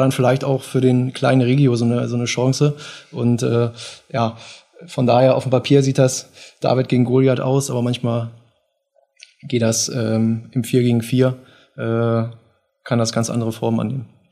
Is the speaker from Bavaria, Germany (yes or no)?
no; Göttingen, Lower Saxony, Germany; gebürtig aus Göttingen, habe hier gelebt, zur Schule gegangen, ähm, bin hier aufgewachsen